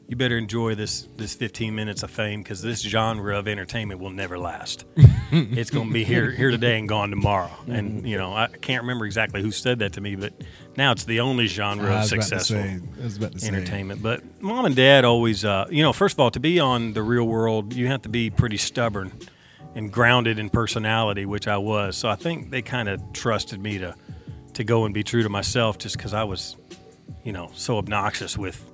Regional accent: Owensboro, Kentucky, United States; And I had opened for him in Owensboro in my hometown.

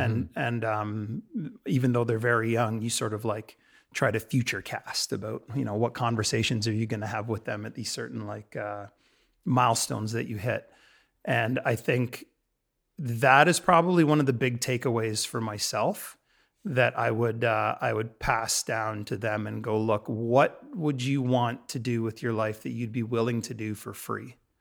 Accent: London, Ontario, Canada; moved away as an adult; also born or lived in Toronto; now in Vancouver, Canada; my hometown. London, Ontario, and I'd lived in Toronto for, for a little bit

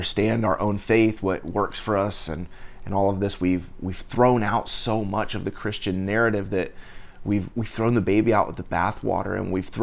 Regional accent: United States; I was born and raised in the United States

